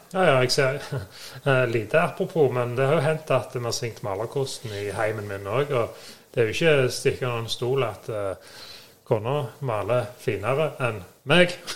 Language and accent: Norwegian; Sandnes, Rogaland, Norway; Vi er fra Sandnes begge